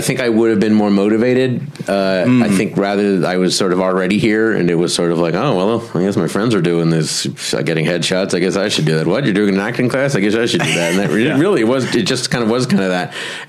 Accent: Chicago, Illinois, United States; Chicago, Illinois.

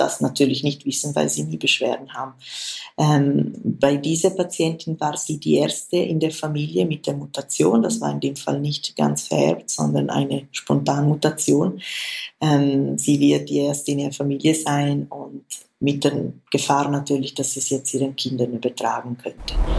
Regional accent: Switzerland; Bei uns in der Schweiz

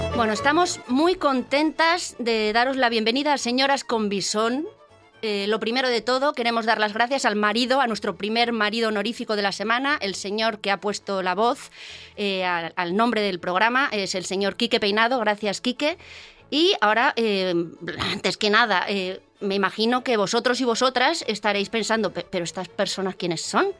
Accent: Basque Country, Spain; como buena vasca

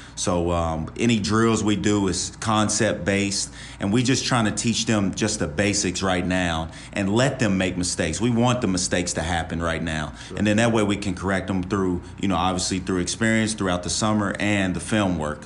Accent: West Virginia, United States; moved away; also born or lived in Ohio / Tampa, Florida; I'm from West Virginia

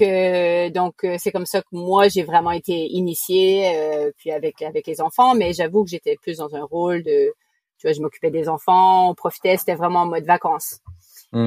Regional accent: New Brunswick, Canada; accent: Acadian; first language French; moved away; Je suis originaire du Nouveau-Brunswick au Canada, donc d'origine canadienne

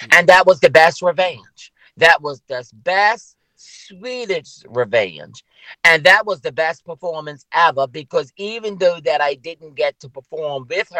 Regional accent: Bermuda; I'm from Bermuda. How many times have I told you, girl, that I am from Bermuda? This is where I'm from. This is my home.

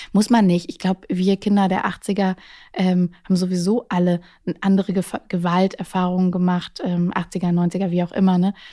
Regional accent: Baden-Württemberg, Germany; accent: Baden dialect; now in Hamburg, Germany; meine Jugend im Süden

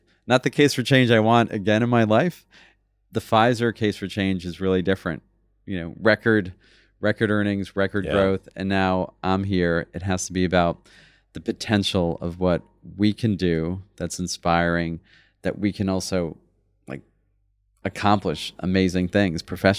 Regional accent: New York, United States; also born or lived in London, United Kingdom; I was born in London. He became a chef, was there for about 28 years, and then came to New York and worked in some pretty interesting restaurants. And that's where I grew up.

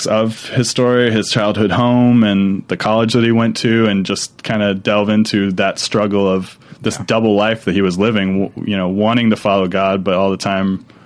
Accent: Minnesota, United States; I grew up in Minnesota, but my family is from Texas

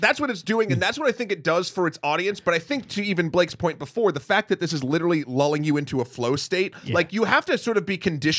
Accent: New Hampshire, United States; I am from New Hampshire.

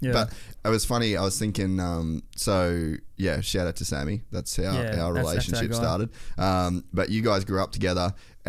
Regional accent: Cairns, Queensland, Australia; like I come from Cairns

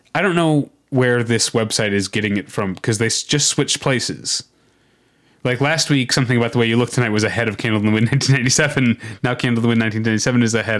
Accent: Missouri, United States; I'm from Missouri

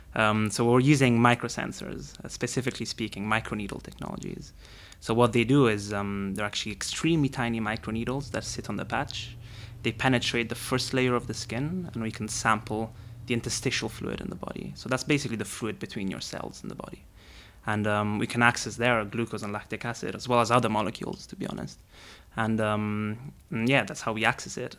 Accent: Rome, Lazio, Italy; I grew up in Rome and I wanted to be a football player

